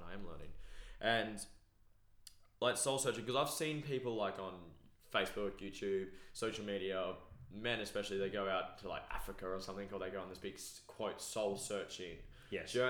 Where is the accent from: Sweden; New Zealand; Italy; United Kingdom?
New Zealand; wrong. I'm a Kiwi